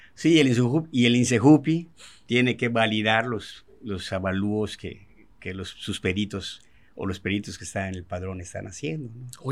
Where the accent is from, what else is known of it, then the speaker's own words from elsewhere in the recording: Mérida, Yucatán, Mexico; yo soy nacido y crecido aquí en Mérida, Yucatán